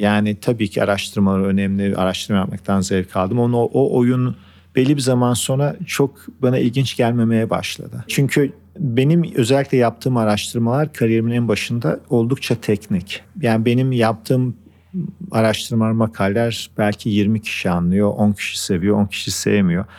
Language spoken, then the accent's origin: Turkish; Turkey; moved away as an adult; also born or lived in United States; Ben Türkiye'de doğdum büyüdüm. 24 yaşına gittim Amerika'ya.